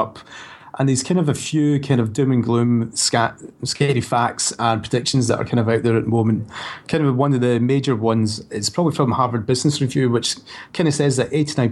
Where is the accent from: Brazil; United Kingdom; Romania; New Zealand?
United Kingdom; Scotland; now in Brighton, United Kingdom; my family back in Scotland